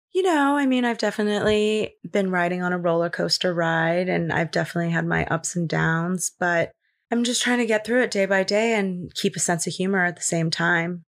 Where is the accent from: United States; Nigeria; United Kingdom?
United States; Los Angeles, California; I grew up in Los Angeles. I'm born and raised here